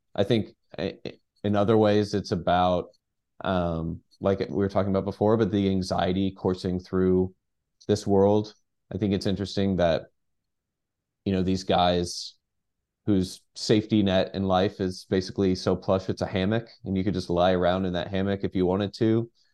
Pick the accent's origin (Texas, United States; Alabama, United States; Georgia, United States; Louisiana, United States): Texas, United States; Dallas; moved away; also born or lived in New York; I'm from, from Dallas.